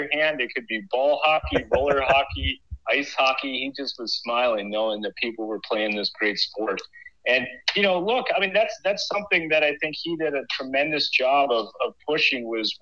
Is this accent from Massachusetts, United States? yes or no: no; Minnesota, United States; moved away as an adult; also born or lived in Maine; I grew up in Minnesota, so hockey country